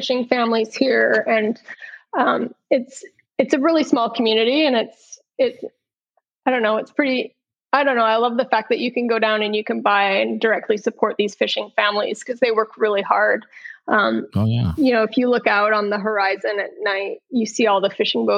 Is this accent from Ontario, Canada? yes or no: no; British Columbia, Canada; also born or lived in Bellingham / Michigan / Alaska / Hawaii; now in Westport, United States; I grew up in Canada and British Columbia.